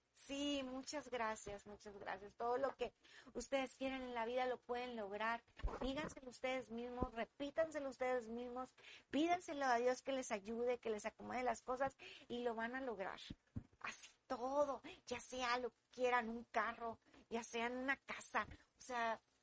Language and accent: Spanish; Monterrey, Nuevo León, Mexico; soy regia y me, me gusta hacer lo que hago aquí y aquí lo tengo y aquí soy feliz